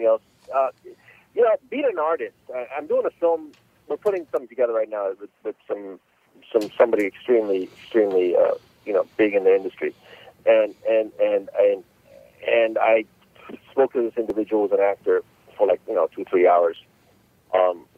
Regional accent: Los Angeles, California, United States; I grew up in Los Angeles, California, since about 1983

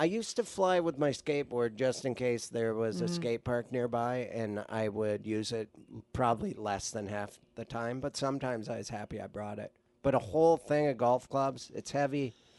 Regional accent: Montana, United States; now in Los Angeles, United States; my hometown in Montana

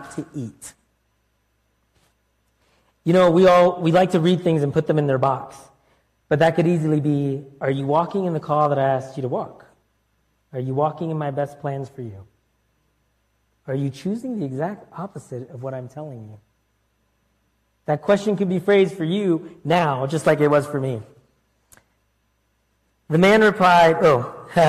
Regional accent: Florida, United States; also born or lived in Connecticut; at 7, we moved across the country from New York area to Florida and from Connecticut to Florida.

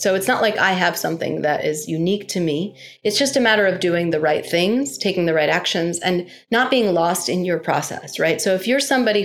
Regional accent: New York, United States; being a New Yorker

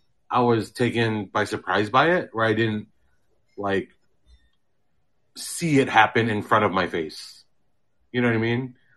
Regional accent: Philippines; How can we as Filipino/Filipino-Americans get into the kind of the public common, you know, content game?

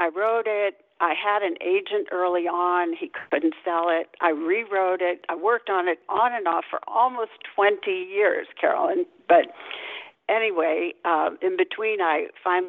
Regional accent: St. Louis, Missouri, United States; moved away as an adult; also born or lived in Lima, Peru / New England; I grew up in St. Louis, Missouri, where part of this current novel is set, in a large family, the oldest of seven children.

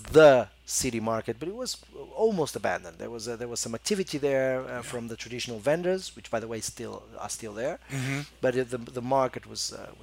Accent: Porto, Norte, Portugal; moved away as an adult; also born or lived in Lisbon / Macau / Barcelona / London; my hometown is Porto

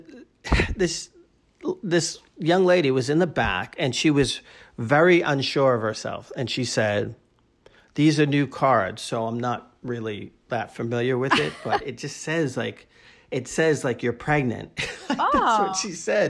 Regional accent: Boston, Massachusetts, United States; we're both from Boston. My great aunt, who lived around the corner from me

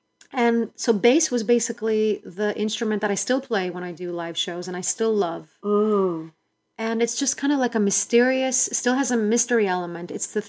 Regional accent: Greece; I grew up in Greece, and at age 3, I started doing piano

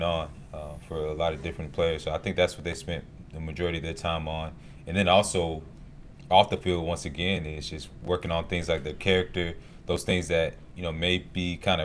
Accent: Snellville, Georgia, United States; I grew up in Snellville, 45 minutes away

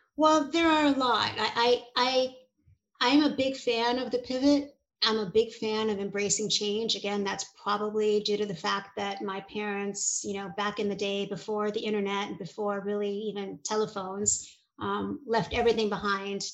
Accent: New York City, New York, United States; I was and am a Hungarian immigrant kid. My parents were refugees and I grew up in New York City

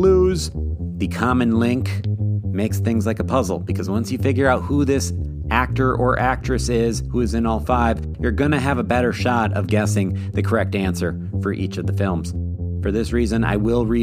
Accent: Minnesota, United States; my home state of Minnesota

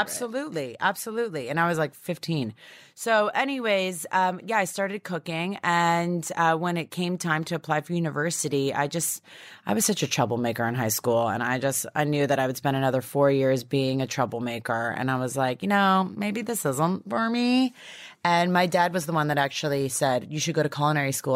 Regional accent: Toronto, Ontario, Canada; now in United States; I'm from Toronto

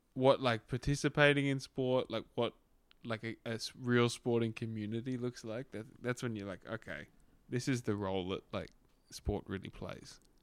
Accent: Australia; growing up in Australia

